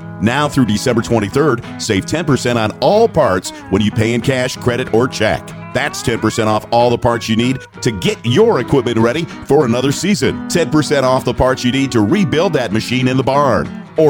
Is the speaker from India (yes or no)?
no; Cleveland, Ohio, United States; also born or lived in Columbia Station, Ohio; now in Wapakoneta, United States; growing up in Cleveland, born and raised, and moved to Columbia Station when I was 10 years old out to the country, I had the opportunity to see both sides. And living here in Wapakoneta, Ohio, since 1983